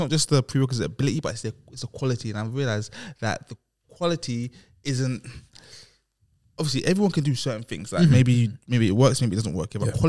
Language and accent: English; London, United Kingdom; I'm from South London